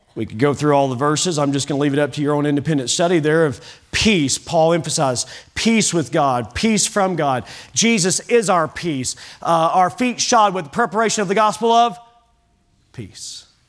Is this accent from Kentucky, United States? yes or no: yes; Kentucky, United States; now in Oklahoma, United States; I'm from Kentucky